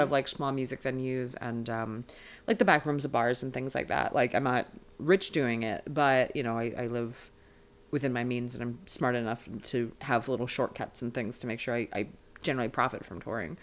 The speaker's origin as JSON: {"language": "English", "region": "Maryland", "country": "United States", "tie": "born or raised there", "moved": "as an adult", "lives_now": "Los Angeles, United States", "said": "I'm a LA comedian by way of Maryland originally. I'm from Maryland as a person"}